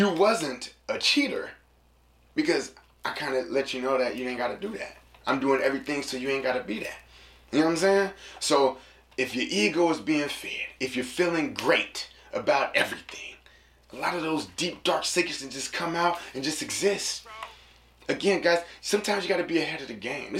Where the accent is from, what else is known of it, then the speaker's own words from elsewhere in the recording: San Francisco, California, United States; also born or lived in Sacramento; when I moved from San Francisco and I moved to Sacramento, I was in middle school